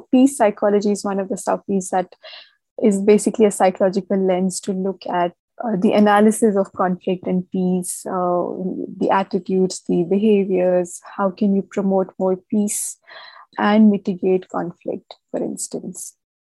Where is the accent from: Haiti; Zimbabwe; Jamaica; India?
India; Jammu and Kashmir; I'm a Kashmiri. I was born in Kashmir. I've been raised here.